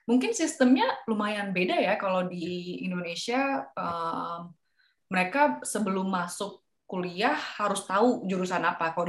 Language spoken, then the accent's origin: Indonesian; Singapore; karena aku datang dari Singapura jadi nggak harus ambil TOEFL.